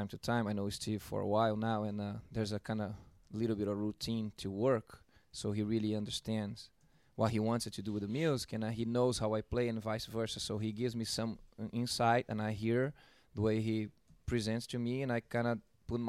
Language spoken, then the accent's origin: English; São Paulo, Brazil; moved away; I'm originally from Brazil, São Paulo, Brazil.